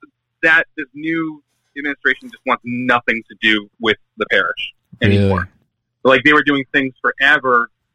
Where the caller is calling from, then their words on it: Syracuse, New York, United States; From Syracuse, New York.